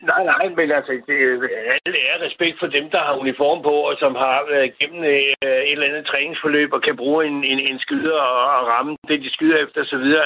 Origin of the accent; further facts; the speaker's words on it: Denmark; jeg er jo indfødt dansker.